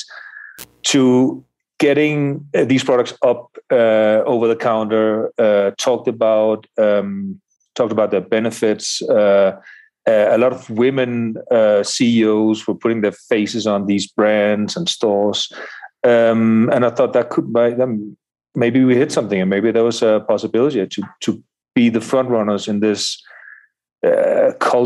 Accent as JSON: {"language": "English", "country": "Denmark", "moved": "yes", "lives_now": "Colombia", "said": "I myself, from Denmark"}